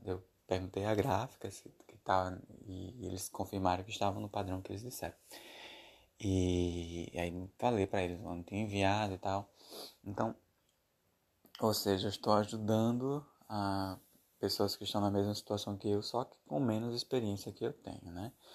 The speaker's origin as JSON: {"language": "Portuguese", "country": "Brazil", "said": "Eu sou brasileiro"}